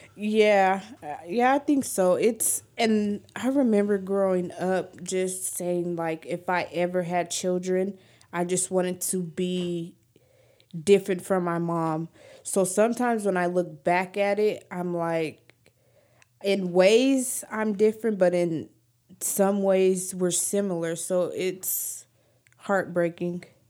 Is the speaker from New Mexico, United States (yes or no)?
yes; New Mexico, United States; I'm from New Mexico